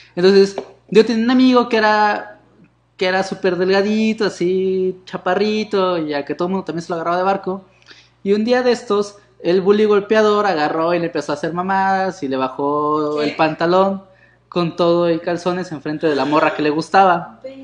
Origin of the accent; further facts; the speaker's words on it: Mexico City, Mexico; yo también soy de Iztapalapa